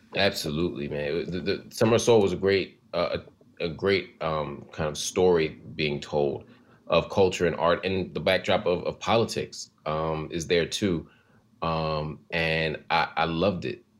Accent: Philadelphia, Pennsylvania, United States; growing up in Philly

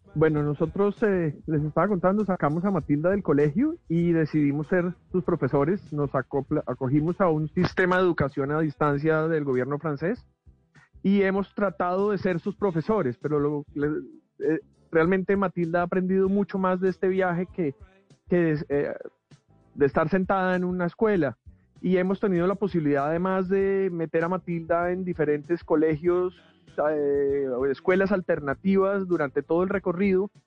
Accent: Colombia; moved away as an adult; Me hace mucha falta estar en mi país

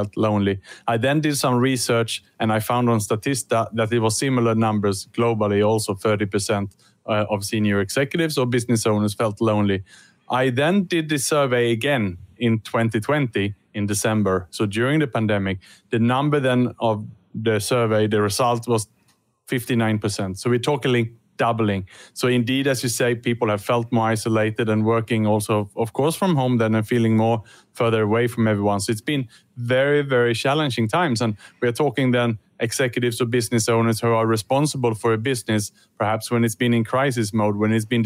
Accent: Sweden; now in Singapore; I'm working and living in Singapore, but I was born in Sweden

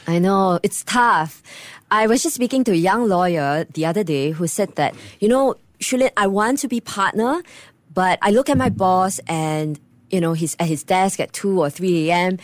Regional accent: Singapore; I'm proud Singaporean

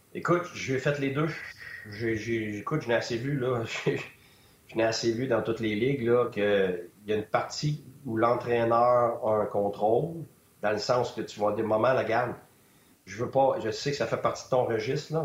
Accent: Quebec, Canada; moi ou un autre Québécois

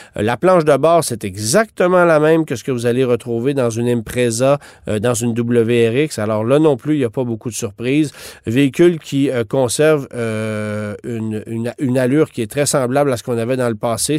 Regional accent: Canada; chez nous au Canada

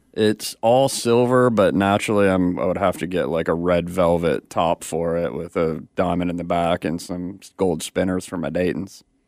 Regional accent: Detroit, Michigan, United States; I'm from Detroit

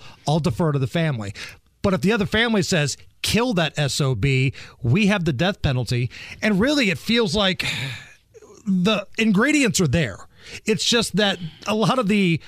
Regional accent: Beech Grove, Indiana, United States; Beech Grove in my hometown

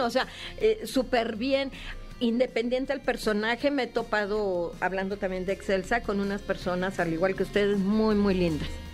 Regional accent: Veracruz, Mexico; yo soy de Veracruz, entonces para mí el ratón Crispín era lo máximo

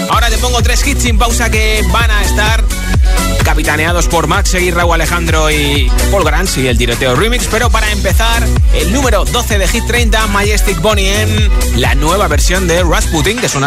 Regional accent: Valencia, Valencian Community, Spain; de Valencia.

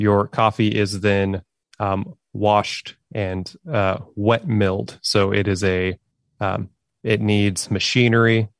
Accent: Oklahoma, United States; now in Arkansas, United States; I grew up in Oklahoma, which is, you know, just right next door to Arkansas

